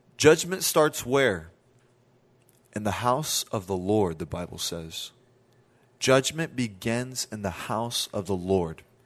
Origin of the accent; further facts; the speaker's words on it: Southern California, United States; I told her I was from Southern California